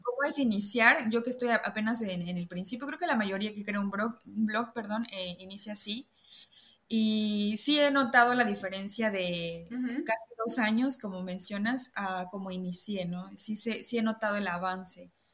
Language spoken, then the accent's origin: Spanish; Villahermosa, Tabasco, Mexico; moved away as an adult; also born or lived in Mérida, Mexico; now in France; de chica yo crecí en una ranchería en Villahermosa, Tabasco